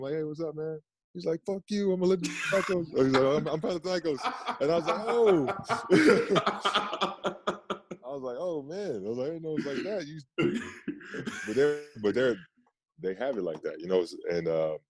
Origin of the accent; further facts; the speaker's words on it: Queens, New York, United States; from Left Rack City